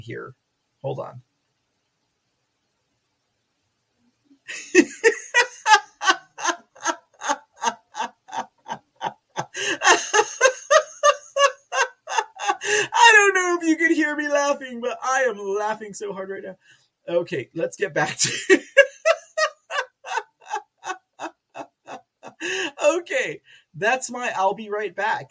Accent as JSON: {"language": "English", "region": "Texas", "country": "United States", "said": "I'm from Texas"}